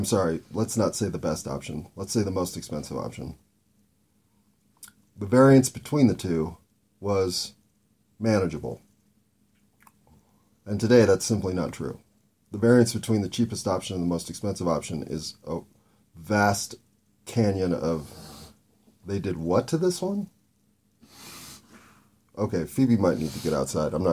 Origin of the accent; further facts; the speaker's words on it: United States; as an American